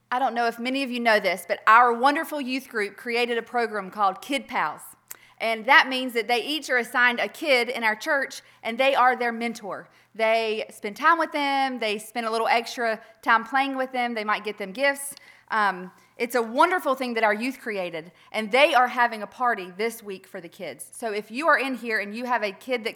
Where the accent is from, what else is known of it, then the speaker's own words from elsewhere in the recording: Earl, United States; I was born in Earl.